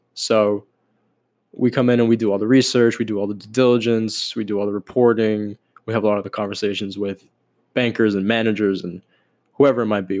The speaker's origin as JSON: {"language": "English", "town": "Miami", "region": "Florida", "country": "United States", "tie": "born or raised there", "said": "I am born and raised in Miami, still in Miami"}